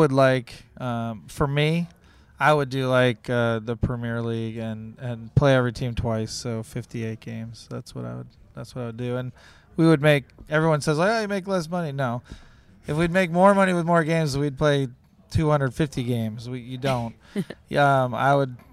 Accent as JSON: {"language": "English", "region": "Wisconsin", "country": "United States", "tie": "born or raised there", "moved": "yes", "lives_now": "Ohio, United States", "said": "I was born in Wisconsin"}